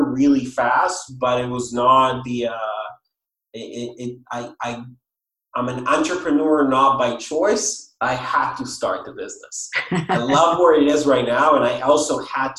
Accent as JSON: {"language": "English", "country": "Israel", "moved": "yes", "said": "I'm originally from Israel, if anyone is wondering about the accent and the name."}